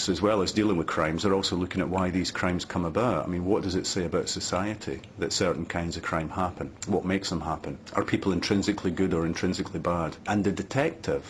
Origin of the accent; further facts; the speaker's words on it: east central Scotland, United Kingdom; moved away as an adult; also born or lived in Edinburgh; town in east central Scotland. There were only about 7,000 people in the town and everybody seemed to be related to everybody else